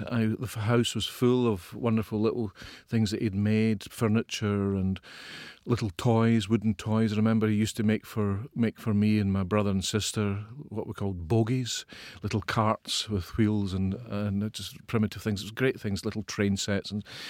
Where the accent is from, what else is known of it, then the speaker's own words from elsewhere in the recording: Ayrshire, Scotland, United Kingdom; I'm from the west of Scotland.